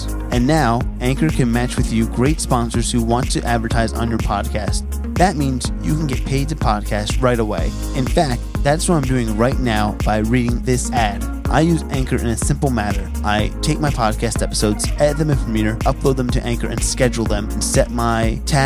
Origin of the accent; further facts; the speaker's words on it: New Jersey, United States; I'm from New Jersey